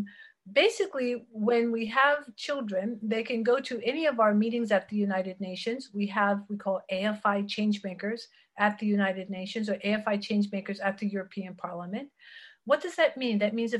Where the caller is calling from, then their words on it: Geneva, Switzerland; Geneva, Switzerland.